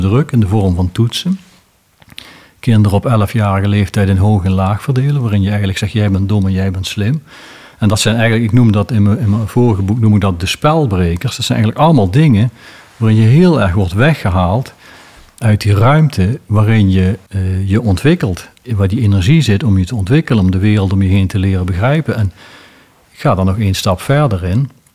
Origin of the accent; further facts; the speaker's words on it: South Limburg, Netherlands; bij ons in Zuid-Limburg